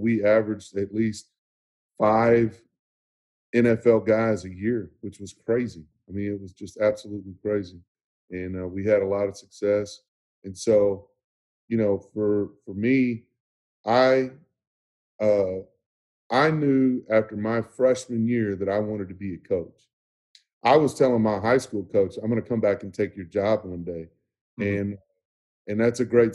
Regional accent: Irving, Texas, United States; I grew up in Irving, Texas, played at Irving High School

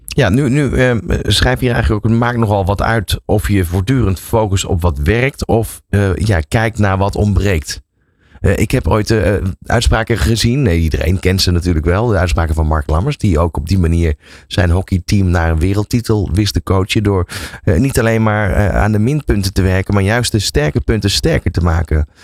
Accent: Netherlands; wij als Nederlanders

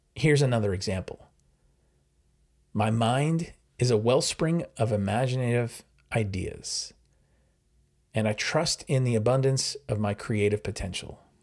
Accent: New York, United States; now in New Jersey, United States; I'm from New York, uh, I live in New Jersey

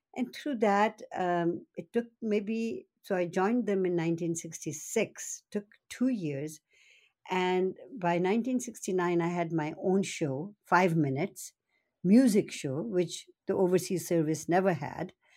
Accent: Nairobi, Kenya; now in British Columbia, Canada; I was born and brought up in Kenya

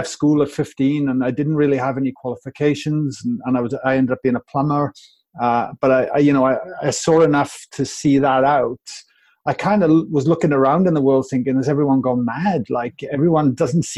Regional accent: Wales, United Kingdom; I'm from Wales, all the way from the UK.

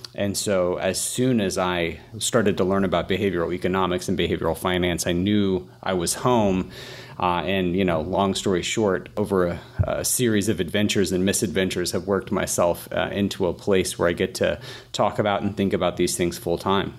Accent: Atlanta, Georgia, United States; I'm from Atlanta, Atlanta, Georgia

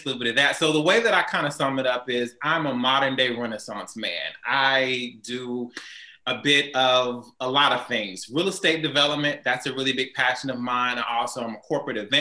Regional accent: Houston, Texas, United States; also born or lived in New Orleans; I grew up here in Houston, Texas

